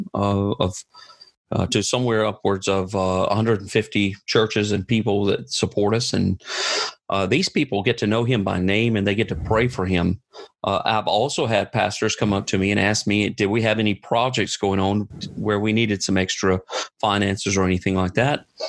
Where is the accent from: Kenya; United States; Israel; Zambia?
United States; moved away; I'm I'm an American, and I'm sent and supported by American churches.